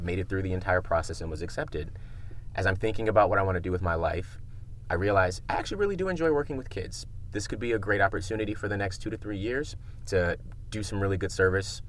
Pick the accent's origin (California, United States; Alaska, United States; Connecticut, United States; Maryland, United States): Maryland, United States; Prince George's County; I grew up in Prince George's County, right outside of DC.